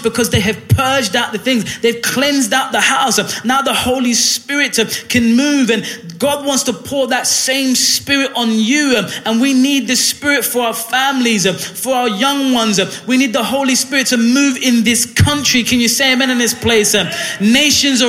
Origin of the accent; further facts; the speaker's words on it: Ghana; now in Hull, United Kingdom; where I'm from Ghana and many other West African countries